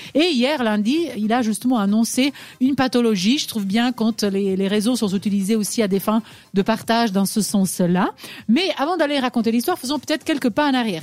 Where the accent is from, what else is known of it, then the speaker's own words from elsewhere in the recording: Switzerland; chez nous en Suisse